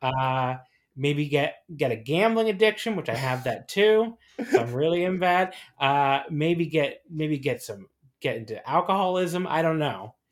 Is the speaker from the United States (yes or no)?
yes; New Jersey, United States; I grew up a lot in New Jersey